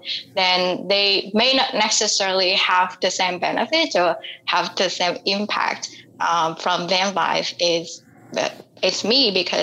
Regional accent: Vietnam; born or raised there

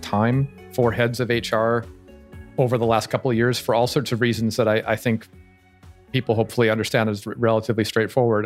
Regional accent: United States; I'm American

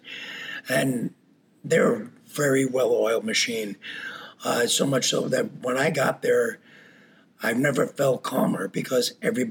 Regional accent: New York, United States; moved away as an adult; now in Wisconsin, United States; I grew up in New York, moved out to Wisconsin when I was 28.

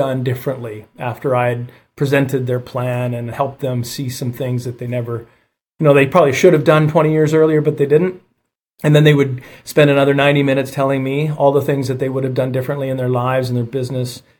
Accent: Calgary, Alberta, Canada; I was born and raised in Calgary, Alberta, Canada

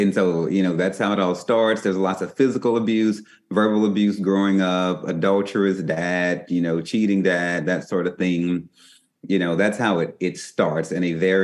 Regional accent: southern Louisiana, United States; I grew up in the Pentecostal church in the southern parts of Louisiana.

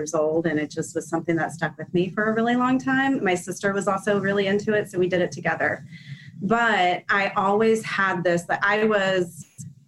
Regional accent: Orlando, Florida, United States; also born or lived in Gainesville, Florida; We moved to Orlando when I was 8 years old. So I consider myself an Orlando native

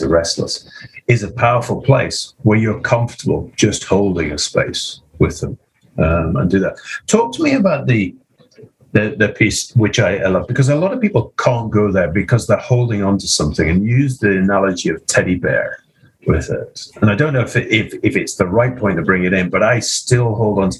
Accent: Scotland, United Kingdom; as a Scottish Presbyterian

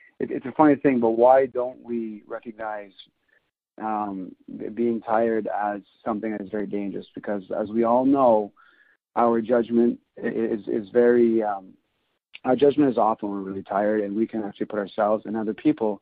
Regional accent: near Montreal, Quebec, Canada; I'm born and raised in Canada. Close to the Montreal

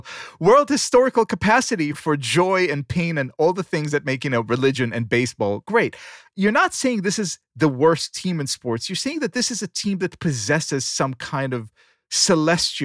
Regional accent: Israel; moved away as an adult; now in United States; I was born in Israel. I get here, I'm 24 years old

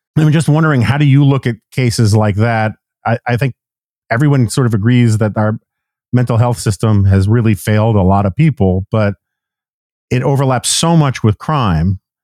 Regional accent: New York City, New York, United States; I grew up in New York City in the in the seventies and eighties

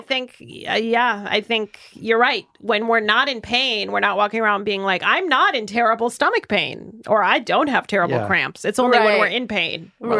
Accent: Russia; moved away; I'm from Russia.

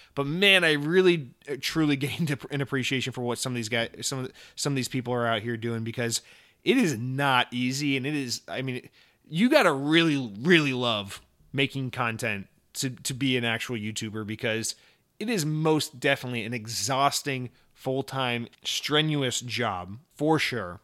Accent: Atlanta, Georgia, United States; I'm from Atlanta

